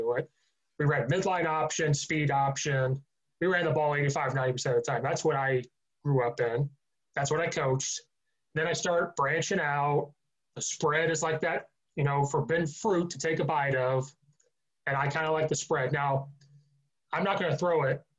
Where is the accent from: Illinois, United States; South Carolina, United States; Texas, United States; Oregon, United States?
Illinois, United States; near the University of Illinois, Central; moved away as an adult; also born or lived in Chicago suburbs, Illinois; Well, I'm from Central Illinois originally. I grew up 20 minutes from University of Illinois.